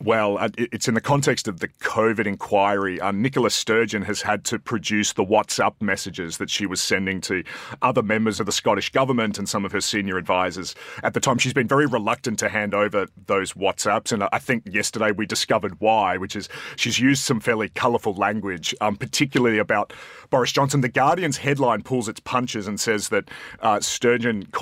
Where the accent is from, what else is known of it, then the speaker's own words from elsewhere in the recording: Australia; as an Australian